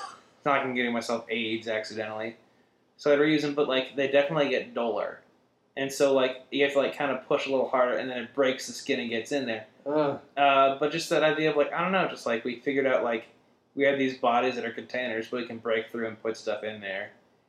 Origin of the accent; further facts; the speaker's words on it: Midwest, United States; I'm from the Midwest, mind you.